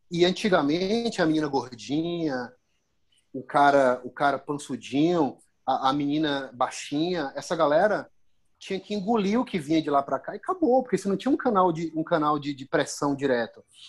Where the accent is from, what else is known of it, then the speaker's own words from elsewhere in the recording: Bahia, Brazil; eu, enquanto baiano, enquanto morador local